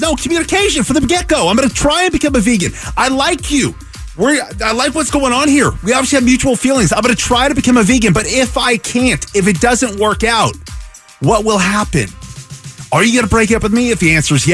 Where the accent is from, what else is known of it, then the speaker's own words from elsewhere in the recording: Seattle, Washington, United States; moved away as an adult; now in Phoenix, United States; I grew up in the Seattle area.